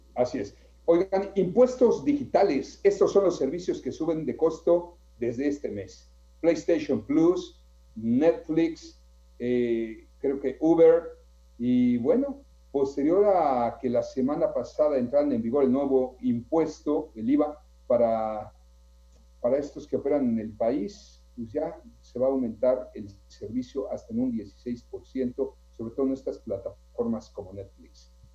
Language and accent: Spanish; Mexico; somos hermanos, somos mexicanos